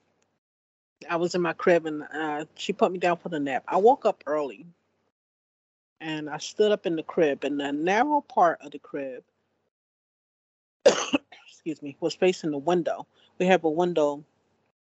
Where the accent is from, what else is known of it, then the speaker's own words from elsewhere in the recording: Philadelphia, Pennsylvania, United States; I was born and raised in Philadelphia